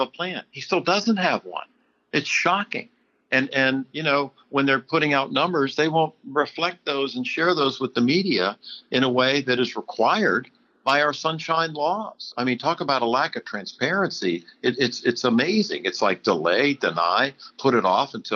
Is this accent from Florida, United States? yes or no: yes; Florida, United States; my hometown